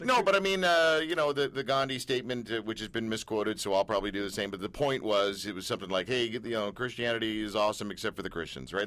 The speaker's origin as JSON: {"language": "English", "country": "Canada", "said": "We're Canadian"}